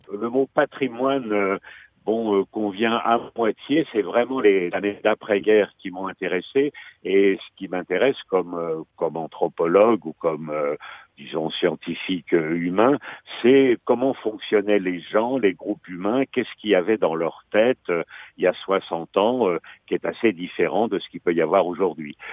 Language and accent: French; Valmont, Normandy, France; moved away as an adult; now in Rouen, France; je suis souvent dans mon village natal de Valmont, près de Fécamp